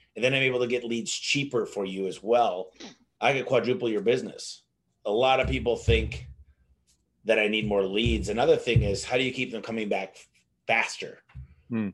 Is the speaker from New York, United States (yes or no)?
no; Michigan, United States; now in Phoenix, United States; I'm from Michigan originally. I moved out to Phoenix in 1999